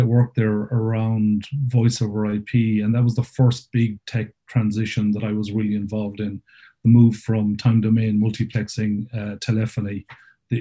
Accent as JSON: {"language": "English", "town": "Claremorris", "region": "Connacht", "country": "Ireland", "also_born_or_lived": "Cork", "moved": "as an adult", "said": "originally I'm from Claremorrison, County Mayo"}